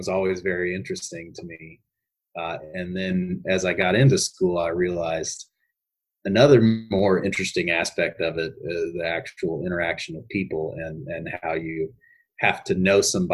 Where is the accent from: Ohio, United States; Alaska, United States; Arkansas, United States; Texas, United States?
Arkansas, United States; Fayetteville; I grew up in Fayetteville, Arkansas